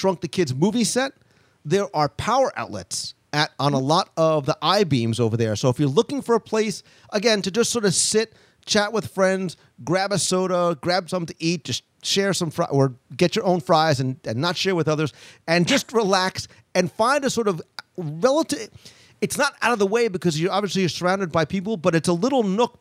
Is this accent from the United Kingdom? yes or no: no; New Jersey, United States; I'm Italian. I'm from New Jersey